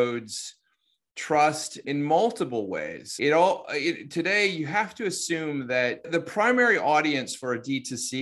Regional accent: United States; accent: American; my American accent

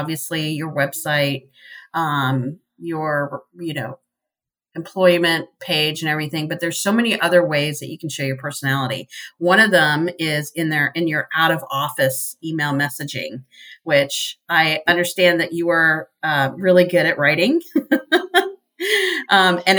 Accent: U.S. Virgin Islands; I grew up in the Caribbean on the island of St. Croix

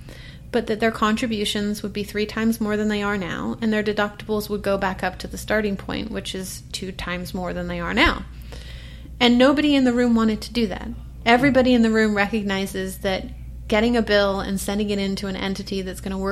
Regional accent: Portland, Oregon, United States; I'm from Portland, Oregon. That's where I live

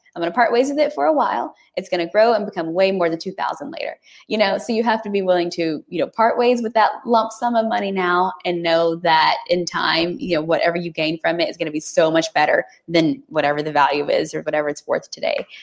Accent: Texas, United States; I'm a Texan, like through and through

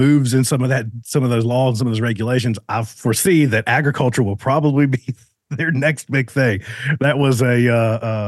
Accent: Richlands, Virginia, United States; moved away as an adult; also born or lived in Martinsburg, West Virginia; raised, kind of spent my younger, my more formative years right outside of a little town called Richlands, Virginia

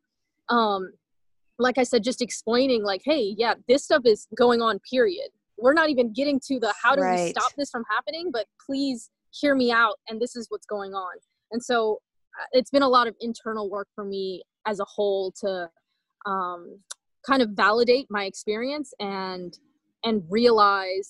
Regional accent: Southern Louisiana, United States; I was raised in Southern Louisiana, and I was one of the very few people from El Salvador that I knew

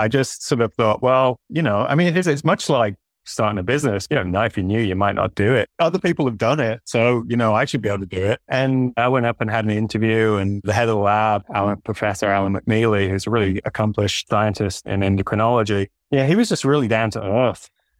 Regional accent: Saudi Arabia; now in United States; And for me, I grew up in Saudi Arabia, actually.

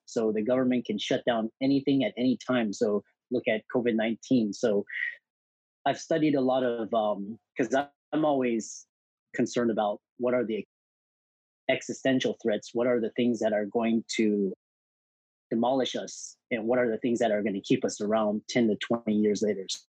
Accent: Houston, Texas, United States; I grew up in Houston, Texas

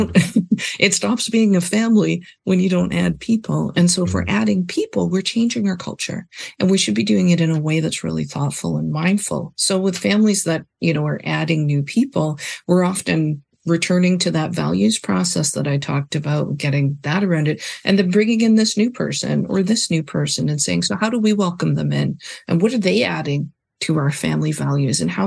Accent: Canada; also born or lived in Vancouver; we're from Canada and I think we're both children of immigrants

